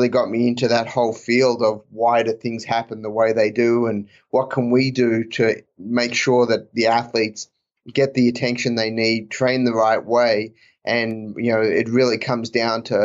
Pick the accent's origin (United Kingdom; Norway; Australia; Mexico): Australia; moved away; also born or lived in Auburn; I grew up in Australia